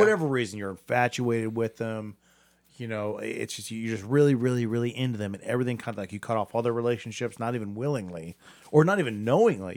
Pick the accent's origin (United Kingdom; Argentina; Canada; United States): United States; Akron, Ohio; I'm from Akron.